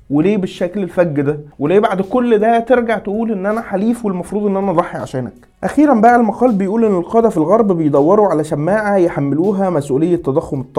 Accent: Saudi Arabia; انا كسعوديه في الحاله دي مش هقول لك طب يا سيدي ما طياراتك كمان قتلت مدنيين

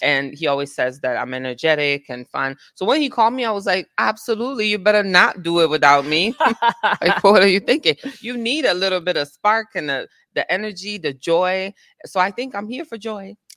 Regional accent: Italy; now in United States; born and raised in Italy

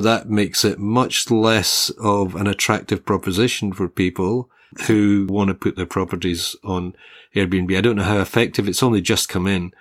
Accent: Glasgow, Scotland, United Kingdom; also born or lived in Hobart, Australia; now in Australia; Glasgow, uh, which is basically my hometown, it's what my spiritual home in Scotland. When I was a kid, Glasgow had a population of about just under a million people.

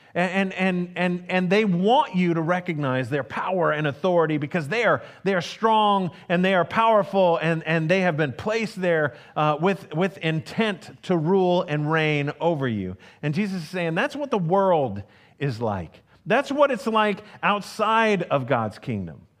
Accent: United States; as an American

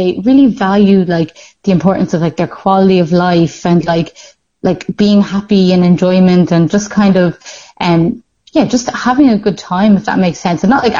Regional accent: England, United Kingdom; I think I'm definitely partial to a scenic ocean view because I'm from the Midlands.

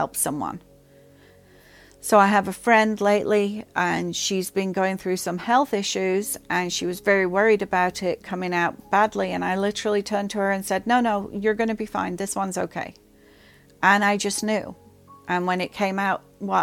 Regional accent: England, United Kingdom; I grew up in England

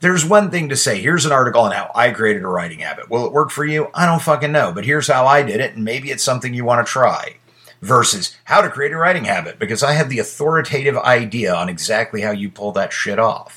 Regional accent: United States; I was born in America

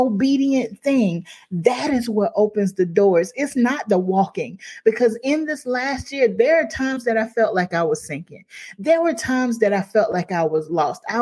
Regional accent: Crockettville, South Carolina, United States; I'm from Crockettville, South Carolina.

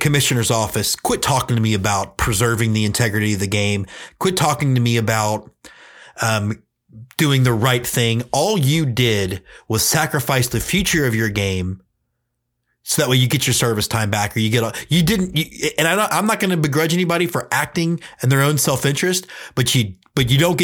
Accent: Houston, Texas, United States; also born or lived in Austin, Texas; I grew up in Houston, Texas

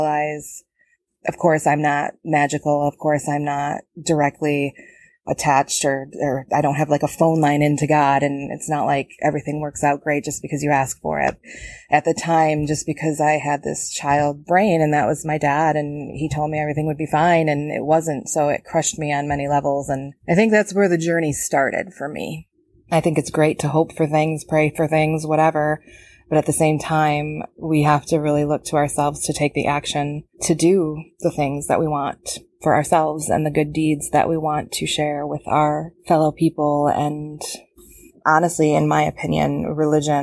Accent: Rockford, Michigan, United States; I'm from Rockford, Michigan.

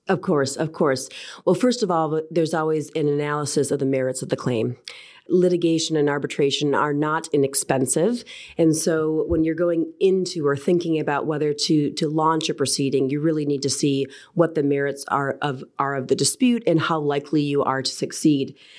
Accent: United States; accent: American; moved away as an adult; also born or lived in Houston, Texas / Washington, D.C.; now in London, United Kingdom; As you might be able to tell by my accent, I am American by birth

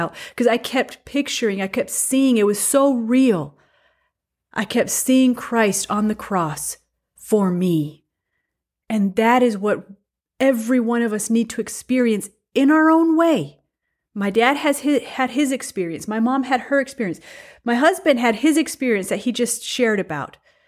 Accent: Mexico; first language Spanish; English is a second language; So I was born in Mexico. I have a Mexican citizenship, even though I don't look very Mexican or I don't have Mexican blood flowing through my veins. My first culture, my first language, everything was Spanish, Mexican.

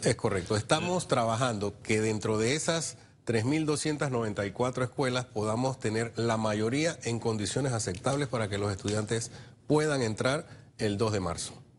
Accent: San Miguelito, Panamá Oeste, Panama; yo soy de San Miguelito

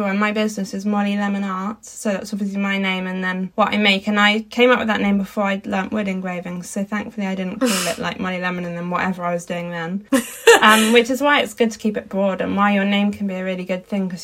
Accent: Dartmoor, South West England, United Kingdom; I grew up on Dartmoor and in like rural landscapes of Britain

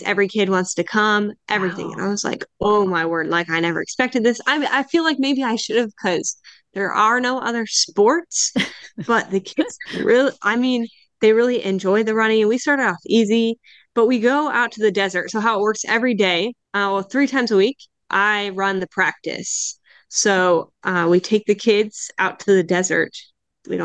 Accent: United States; moved away as an adult; also born or lived in Indiana; now in Canary Islands, Spain; Growing up in the States, being in cross country

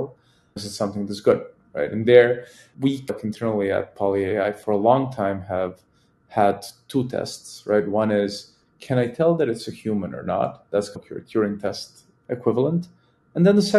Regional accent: Serbia; I am a Serbian man

